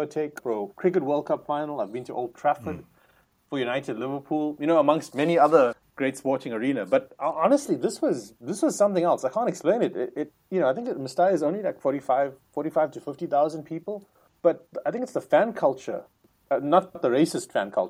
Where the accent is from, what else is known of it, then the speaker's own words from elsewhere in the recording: South Africa; as a South African